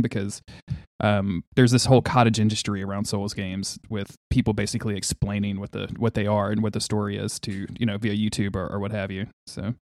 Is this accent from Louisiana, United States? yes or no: yes; Louisiana, United States; I'm from Louisiana. That, that's where I am right now